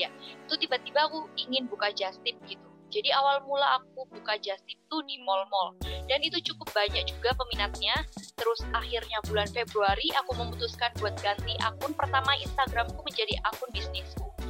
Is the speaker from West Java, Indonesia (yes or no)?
no; Sidoarjo, East Java, Indonesia; Aku merupakan seorang Ristas air langga angkatan 2018. Asalku dari Sidoarjo.